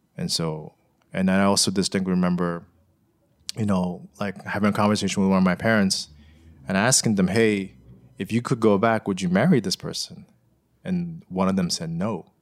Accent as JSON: {"language": "English", "country": "United States", "tie": "born or raised there", "said": "growing up here as an American"}